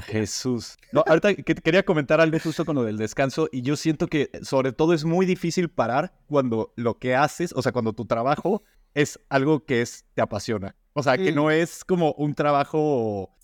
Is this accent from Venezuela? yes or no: no; Mexico; now in Spain; soy de México